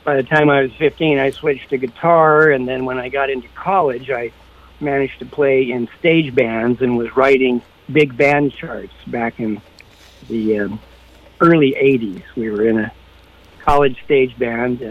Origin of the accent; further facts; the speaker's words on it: Los Angeles, California, United States; moved away as an adult; now in Montecito, United States; I'm Los Angeles, born and raised, and managed to come up to Santa Barbara, Montecito, in the early 90s